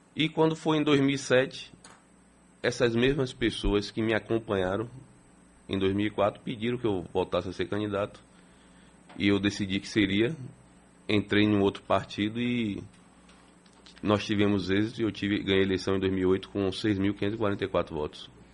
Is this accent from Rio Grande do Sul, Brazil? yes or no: no; Salvador, Bahia, Brazil; Nasci em Salvador. Sou soteropolitano nato